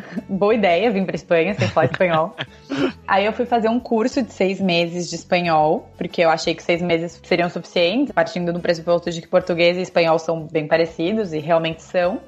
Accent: São Paulo, Brazil; moved away as an adult; now in Spain; Eu sou de São Paulo, de sempre, assim, cresci, nasci em São Paulo

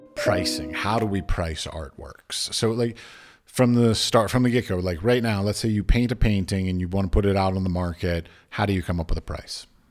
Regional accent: United States; moved away as an adult; also born or lived in Abu Dhabi; now in Prague, Czech Republic; I was raised in the United States.

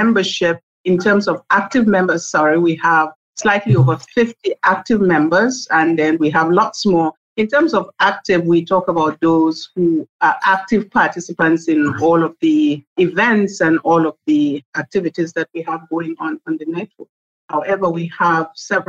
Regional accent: Northern Nigeria, Nigeria; moved away as an adult; now in Trinidad and Tobago; I am originally from Northern Nigeria, Africa. I am here in Trinidad and Tobago. I've been here since the year 2000.

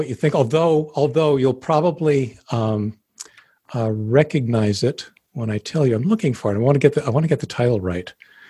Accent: Denver, Colorado, United States; I'm from Denver. I know what I'm doing.

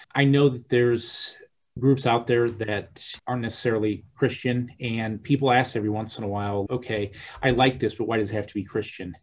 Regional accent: Peoria, Illinois, United States; I'm from Peoria, land of Caterpillar tractors

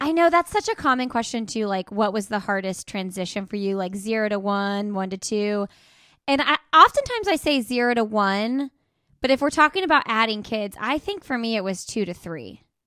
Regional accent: Indianapolis, Indiana, United States; moved away; I'm, uh, originally from Indianapolis

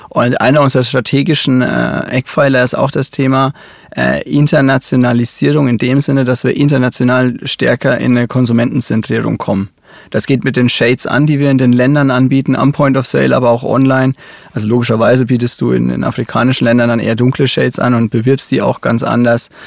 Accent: Bavaria, Germany; Ich, ich komme aus Oberfranken. Ähm, das R ist quasi in uns drin.

